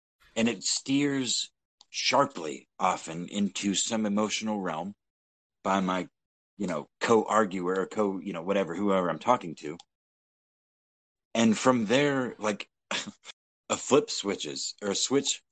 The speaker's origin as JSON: {"language": "English", "region": "Texas", "country": "United States", "tie": "born or raised there", "moved": "yes", "said": "Texas, my home state"}